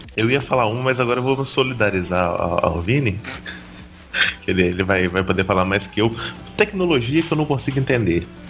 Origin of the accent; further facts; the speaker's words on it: southern Minas Gerais, Brazil; eu sou do sul de Minas